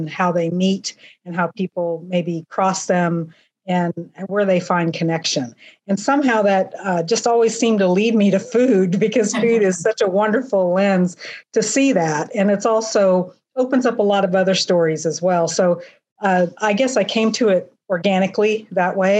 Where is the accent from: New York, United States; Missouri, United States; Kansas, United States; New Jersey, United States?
Kansas, United States; also born or lived in Pittsburgh, Kansas; I was raised in Kansas